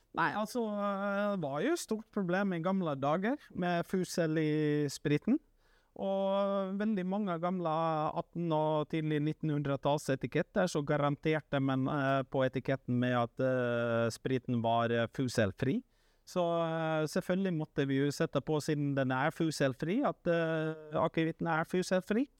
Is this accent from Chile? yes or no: no; Finland; now in Norway; en kultur som jeg vokste opp med hjemme i Finland